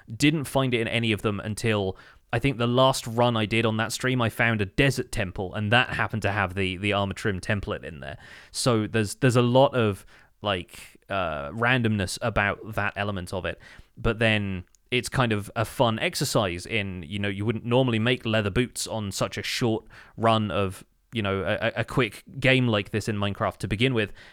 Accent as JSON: {"language": "English", "country": "United Kingdom", "said": "as a British person"}